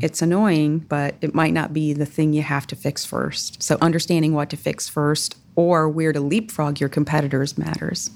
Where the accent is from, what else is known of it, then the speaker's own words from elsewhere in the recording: Southwest Michigan, United States; moved away as an adult; also born or lived in Bowling Green, Ohio / North Carolina / Virginia; now in Columbus, United States; I grew up in Southwest Michigan